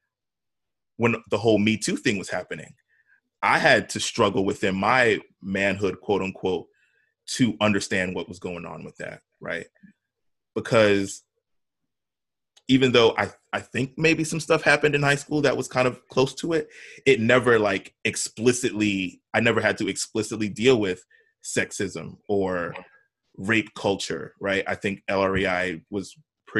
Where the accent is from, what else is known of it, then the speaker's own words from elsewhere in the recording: New York City, New York, United States; we grew up in Soho